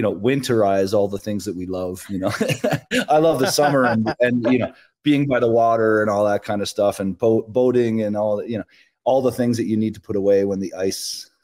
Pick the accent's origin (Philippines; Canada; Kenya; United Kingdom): Canada; I'm a Canadian small town guy.